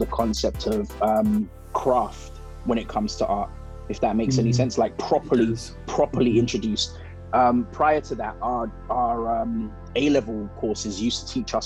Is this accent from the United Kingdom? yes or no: yes; London, United Kingdom; I am a British born Nigerian, and I grew up in London, studied in London, grew up